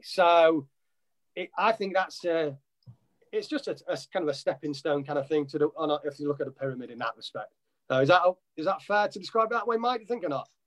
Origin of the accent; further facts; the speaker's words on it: Nottingham, East Midlands, United Kingdom; moved away as an adult; now in United States; I'm originally from Nottingham, Nottinghamshire in England